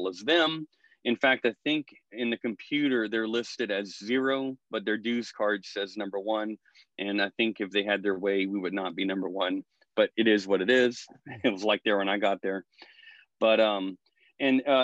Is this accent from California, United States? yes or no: no; New Orleans, Louisiana, United States; I'm from Louisiana here